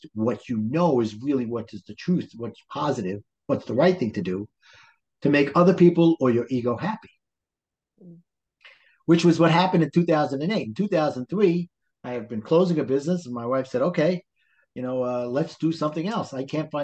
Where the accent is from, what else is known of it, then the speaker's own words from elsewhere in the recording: New York City, New York, United States; accent: Brooklyn; also born or lived in New Jersey; I live in the wonderful town of Brooklyn, New York